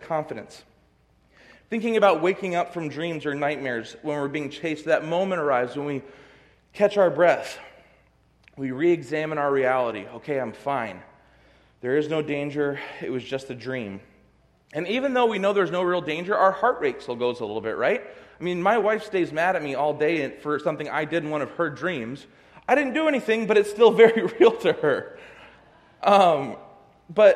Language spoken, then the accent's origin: English; California, United States; now in Michigan, United States; I'm from California